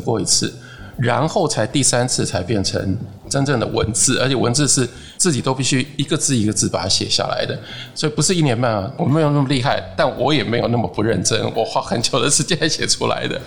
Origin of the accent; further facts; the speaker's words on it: Taiwan; 我是一个台湾人，我在台湾